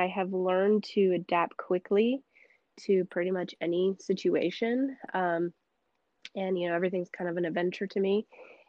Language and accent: English; Senegal; moved away as an adult; also born or lived in United States; but for majority of my life, I grew up in Senegal, in the West African parts of Africa, and spent, my whole life until I was 19 there.